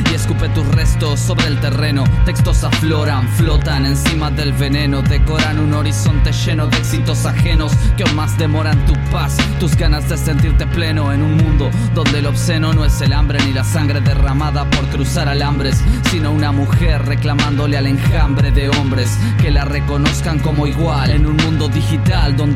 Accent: Gualeguaychú, Entre Ríos, Argentina; un rapero de la ciudad de Gualeguaychú.

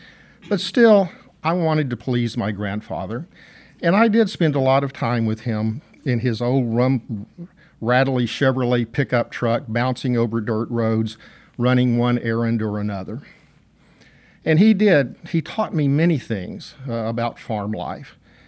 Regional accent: Texas, United States; accent: Texas accent; I will try to revert to my Texas accent for this story.

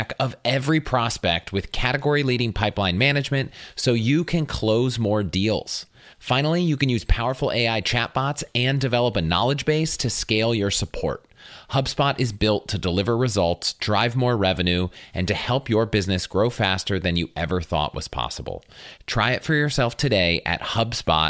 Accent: United States; also born or lived in St. Louis, Missouri; So my life growing up really was, you know, kind of outside of DC in the suburbs.

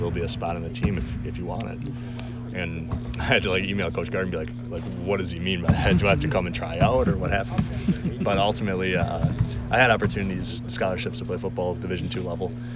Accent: Appleton, Wisconsin, United States; I'm a kid from Wisconsin. I'm from Appleton. Grew up playing three sports

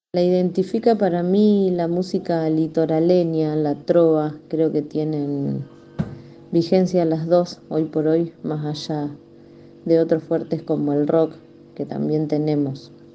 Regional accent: Rosario, Santa Fe, Argentina; Soy de la provincia de Santa Fe, ciudad de Rosario

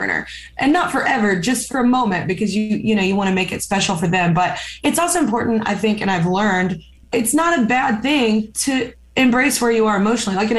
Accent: the South, United States; I'm also from the South

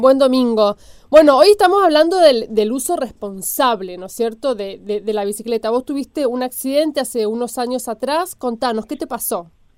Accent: Argentina; somos los argentinos

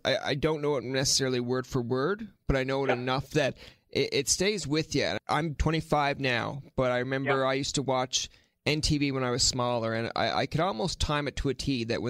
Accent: Newfoundland and Labrador, Canada; because as soon as someone told me about that video being a Newfoundlander

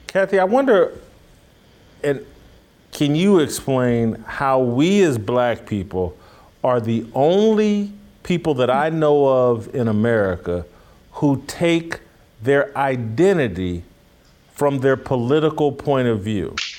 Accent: near Greenwood, Indiana, United States; in my hometown, my home state, uh, Greenwood, Indiana

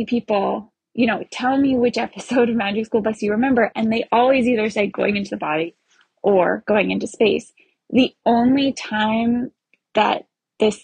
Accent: New Hampshire, United States; I'm from New Hampshire

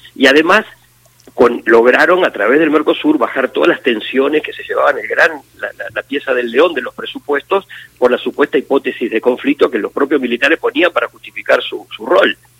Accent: Argentina

